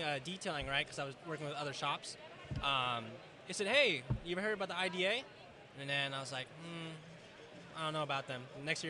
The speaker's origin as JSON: {"language": "English", "town": "Fairfield", "region": "California", "country": "United States", "said": "I'm from Fairfield"}